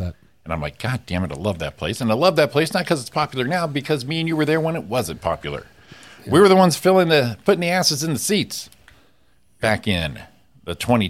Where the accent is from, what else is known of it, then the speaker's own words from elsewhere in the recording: California, United States; I realized I wasn't supposed to do it because they are used as a passing lane, but I'm from California.